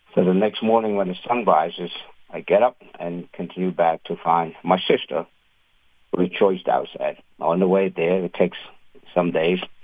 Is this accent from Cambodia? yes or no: yes; Cambodia; now in United States; I am an immigrant from Cambodia